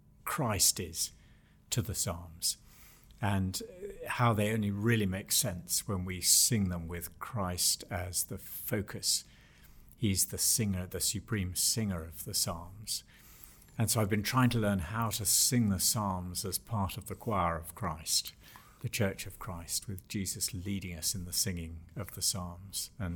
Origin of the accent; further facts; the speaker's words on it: England, United Kingdom; I was brought up, and this will seem very odd to many listeners, but I was brought up in England. I was born in 1953. And in my childhood, formal Church of England church going was quite a normal thing.